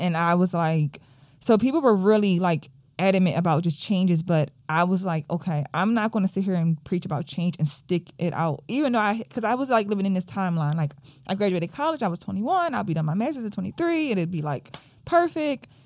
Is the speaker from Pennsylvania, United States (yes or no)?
yes; Philadelphia, Pennsylvania, United States; I grew up in Southwest Philadelphia, like, right off of Baltimore Avenue